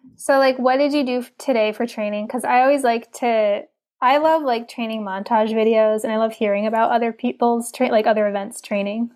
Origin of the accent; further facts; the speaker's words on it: New York, United States; we had it in New York State growing up.